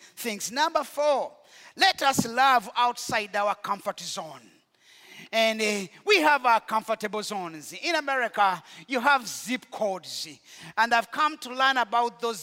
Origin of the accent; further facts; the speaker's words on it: Rwanda; moved away; In Rwanda, we know what it means to be dehumanized